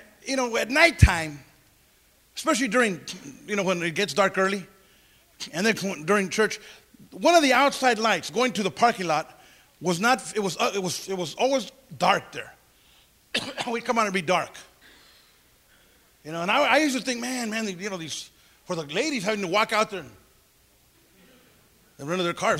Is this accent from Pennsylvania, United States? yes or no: no; Santa Paula, California, United States; I'll never forget the first rally I had in my hometown, Santa Paula, California.